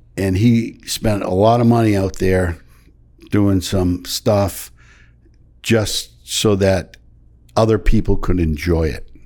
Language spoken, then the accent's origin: English; Michigan, United States; moved away; I grew up in Michigan on a dairy farm